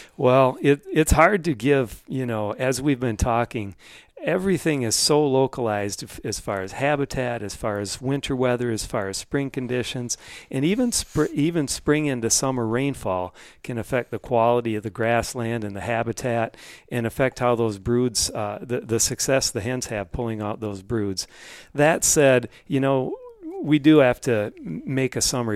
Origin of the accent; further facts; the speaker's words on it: Minnesota, United States; my home state of Minnesota